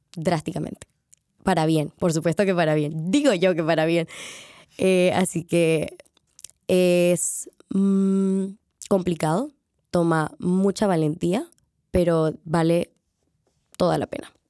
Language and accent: Spanish; Panama; moved away as an adult; now in Madrid, Spain; yo vengo de Panamá